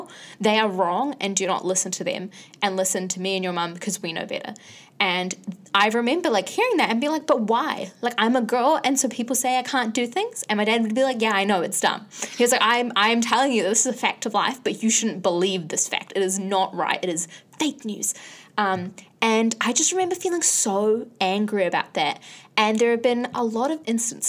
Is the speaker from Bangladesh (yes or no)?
yes; Bangladesh; now in New Zealand; I am from Bangladesh